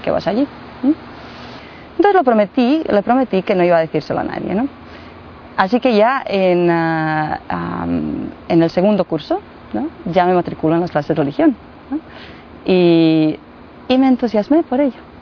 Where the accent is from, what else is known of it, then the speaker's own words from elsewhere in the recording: Mostar, Federation of Bosnia and Herzegovina, Bosnia & Herzegovina; Spanish is a second language; now in Medjugorje, Bosnia and Herzegovina; nací en Mostar, eh, que está muy cerca de Medjugorje.